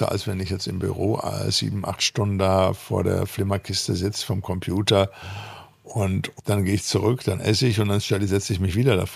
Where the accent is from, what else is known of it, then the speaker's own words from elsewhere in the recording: North Rhine-Westphalia, Germany; Erstmal machen, sagt man bei uns im Ruhrpott.